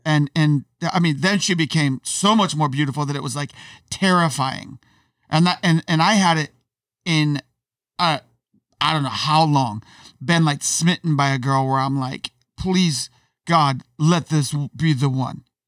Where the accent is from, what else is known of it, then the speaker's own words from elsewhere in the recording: Syracuse, New York, United States; I grew up in Syracuse, which is an upside town in New York